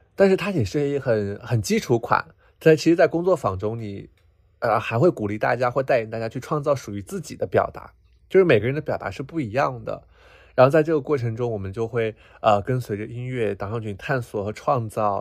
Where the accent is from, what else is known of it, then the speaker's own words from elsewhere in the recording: Qinghai, China; moved away; 我自己是从藏区长大的